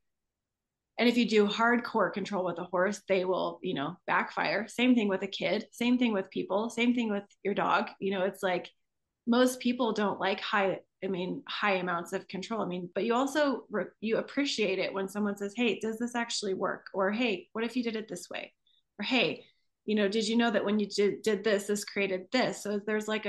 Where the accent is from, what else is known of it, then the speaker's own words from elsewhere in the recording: Midwest, United States; I grew up in the Midwest